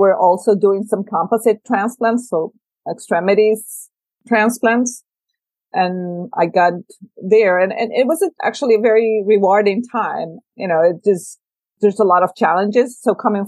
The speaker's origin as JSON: {"language": "English", "country": "El Salvador", "tie": "born or raised there", "also_born_or_lived": "Mexico", "moved": "yes", "lives_now": "United States", "said": "I'm from El Salvador, I had grown in an area where civil war was a big deal"}